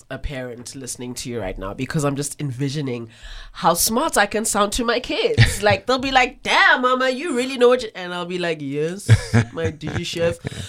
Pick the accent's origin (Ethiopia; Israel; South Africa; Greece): South Africa; accent: Cape Flats / Joburg North; It's this thick Cape Flat / Joburg North / I'm well-traveled accent that's just coming